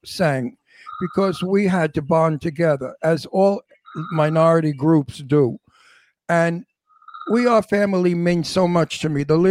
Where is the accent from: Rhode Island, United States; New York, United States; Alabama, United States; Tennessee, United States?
New York, United States; New York City; also born or lived in Astoria; I'm not from Italy. I'm from Brooklyn